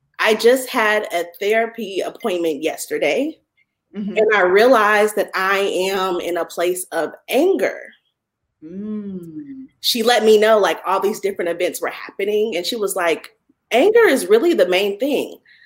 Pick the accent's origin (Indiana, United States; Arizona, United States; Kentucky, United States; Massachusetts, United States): Indiana, United States; Indianapolis; now in Atlanta, United States; I'm playing from Atlanta, Georgia, but I'm from Indianapolis, Indiana.